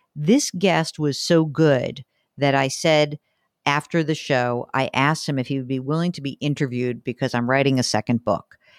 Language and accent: English; Northeast, United States; a neurotic Jew like I am from the Northeast